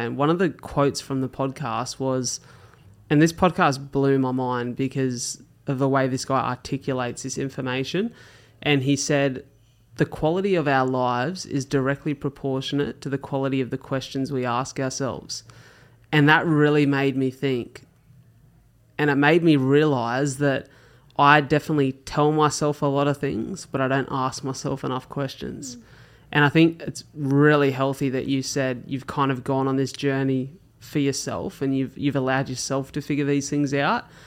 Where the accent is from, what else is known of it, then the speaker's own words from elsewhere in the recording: Australia; as Aussie kids